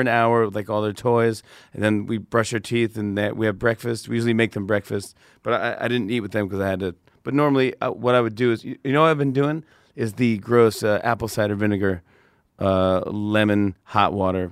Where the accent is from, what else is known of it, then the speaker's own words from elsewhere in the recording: Saugerties, New York, United States; I grew up in Sauger Days, New York, which is upstate by Kingston, Poughkeepsie, Woodstock